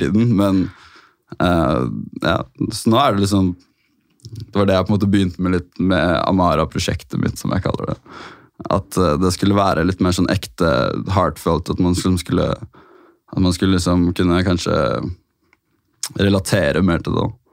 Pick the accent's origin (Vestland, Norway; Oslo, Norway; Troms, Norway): Oslo, Norway; jeg har vokst opp der egentlig hele livet mitt